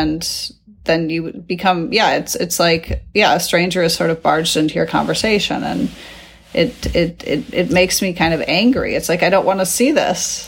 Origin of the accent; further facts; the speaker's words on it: United States; moved away as an adult; now in Netherlands; my experience being an American abroad